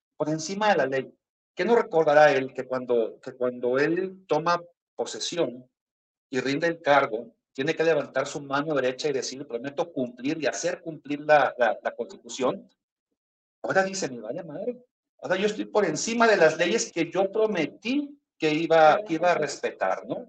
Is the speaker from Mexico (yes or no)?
yes; Mexico; los que somos mexicanos